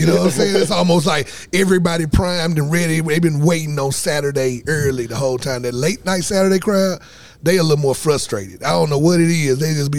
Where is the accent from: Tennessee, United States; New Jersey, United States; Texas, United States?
Tennessee, United States; You know, I'm from the South. I mean, I'm from Tennessee.